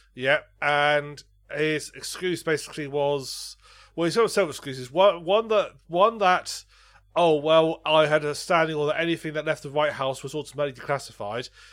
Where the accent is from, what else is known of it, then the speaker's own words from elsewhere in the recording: United Kingdom; I'm British